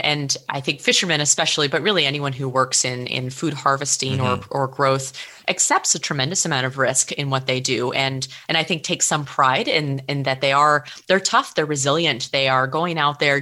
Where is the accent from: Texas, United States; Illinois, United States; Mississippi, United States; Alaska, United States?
Alaska, United States; Cook Inlet region; I'm originally from Alaska. I grew up on Dena'ina lands in the Cook Inlet region.